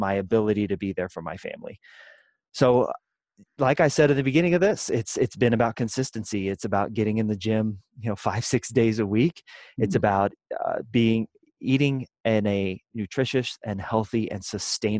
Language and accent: English; Kansas City, Kansas, United States; moved away as an adult; now in Denver, United States; I grew up in the Midwest in Kansas City, on the Kansas side